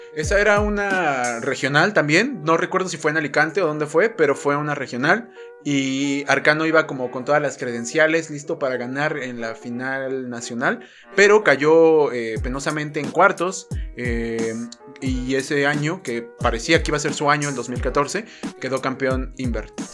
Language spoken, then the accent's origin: Spanish; Mexico; a mí como mexicano